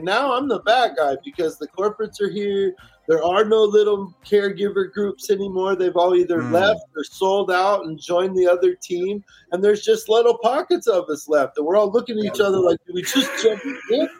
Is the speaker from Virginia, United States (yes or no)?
yes; Virginia, United States; born there; I was born in Virginia. I got family there.